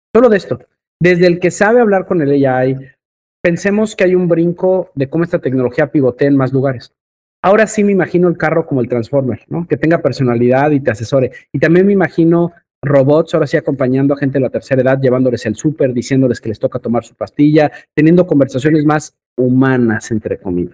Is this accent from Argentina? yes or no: no; Mexico; como buen mexicano